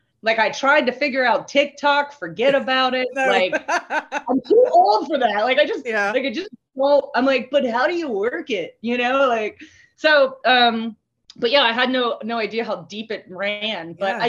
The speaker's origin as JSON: {"language": "English", "country": "Canada", "said": "And you're like, oh, you're Canadian. I'm like, yes, I am Canadian. During the Trump regime, I was like, yeah, I'm totally Canadian."}